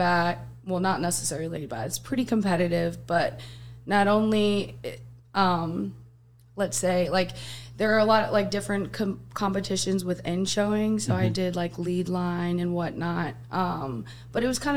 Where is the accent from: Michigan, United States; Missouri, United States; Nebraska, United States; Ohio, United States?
Missouri, United States; Westphalia; moved away; also born or lived in Jefferson City, Missouri; I originally, though, grew up in a town just outside of Jeff. It's called Westphalia, Missouri.